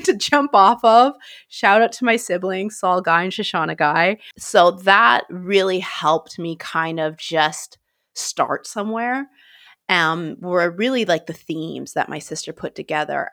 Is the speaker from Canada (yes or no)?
yes; Grand Forks, British Columbia, Canada; moved away as an adult; now in London, United Kingdom; Grand Forks, British Columbia, Canada, where I'm from